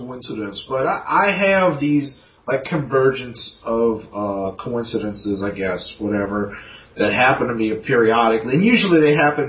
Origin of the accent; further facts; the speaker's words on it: the South, United States; we're from the South